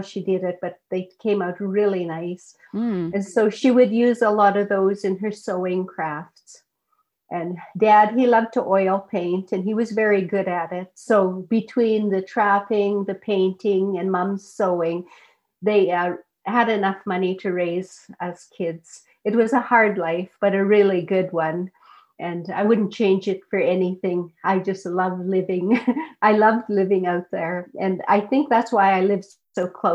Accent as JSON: {"language": "English", "town": "Teslin", "region": "Yukon", "country": "Canada", "tie": "born or raised there", "said": "I'm from Teslin, and the Teslin Tlingit Council is the First Nation that I'm associated"}